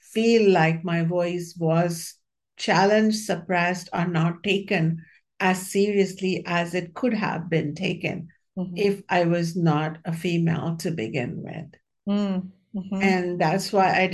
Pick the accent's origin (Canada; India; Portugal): India; When I was born in the India of 1960s, it was pretty steeped in patriarchy.